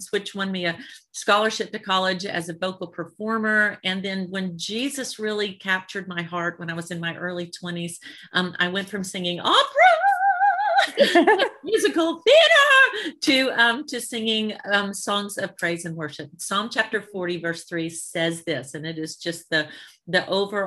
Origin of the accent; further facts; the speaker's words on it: Birmingham, Alabama, United States; I'm a Southern girl. I'm from Alabama. So I grew up in Birmingham